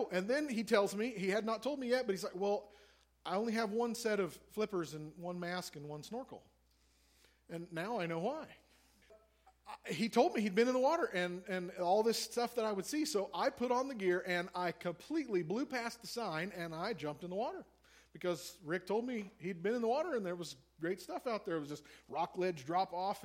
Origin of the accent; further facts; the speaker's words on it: Missouri, United States; I'm a landlubber from Missouri. I am a farm kid from the middle of the continent